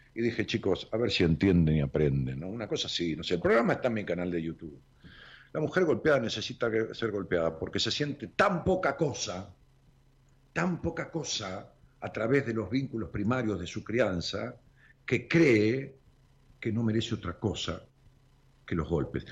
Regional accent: Haedo, Buenos Aires Province, Argentina; Aedo, Aedo es, donde nací.

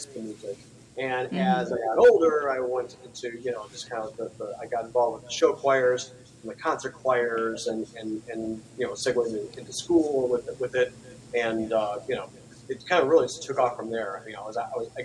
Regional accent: Cleveland, Ohio, United States; now in Florida, United States; I'm originally from Cleveland, Ohio. We live right by Cleveland Hopkins

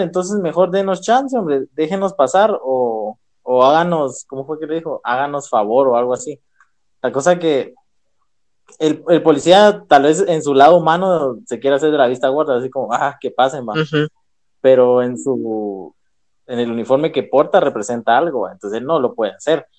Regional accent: Guatemala; Como guatemaltecos

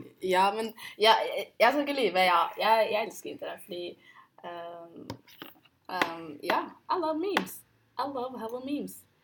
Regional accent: Oslo, Norway; Jeg er jo født og oppvokst i Oslo

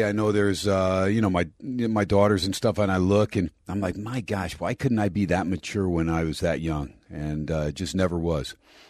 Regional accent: New Jersey, United States; now in Las Vegas, United States; as far as me growing up in Jersey.

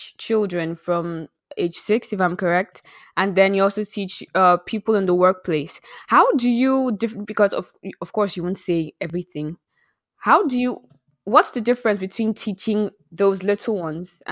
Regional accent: Nigeria; I'm Nigerian, I'm from West Africa.

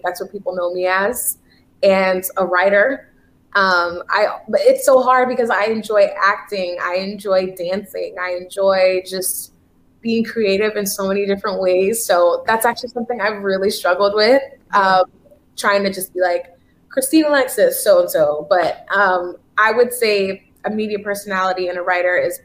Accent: Haiti; I'm Haitian actually

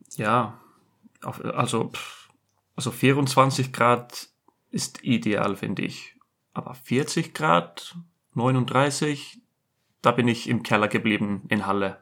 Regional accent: Iceland; German is a second language; moved away as an adult; also born or lived in Germany; ich sage Island

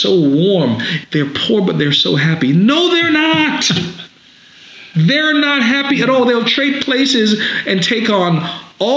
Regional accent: St. Vincent & Grenadines; now in United States; growing up in the Caribbean, same sort of place, basically like going back to Africa. Mm-hmm. And I go back home to St. Vincent in the Caribbean every summer

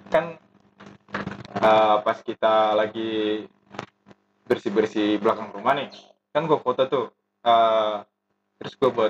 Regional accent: Indonesia; accent: Javanese; maaf maaf kalau bahasa Jawa eh kalau bahasa Indonesia gue terlalu logat bahasa Jawa gitu medok gitu

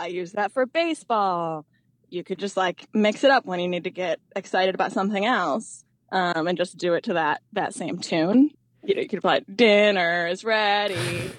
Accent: Ann Arbor, Michigan, United States; I grew up in southeastern Michigan. I'm from Ann Arbor, Michigan.

